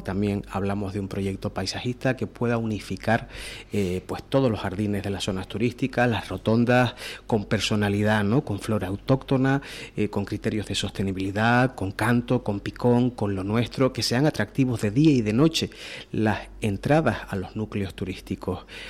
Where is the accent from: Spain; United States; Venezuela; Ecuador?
Spain; Canary Islands; como canarios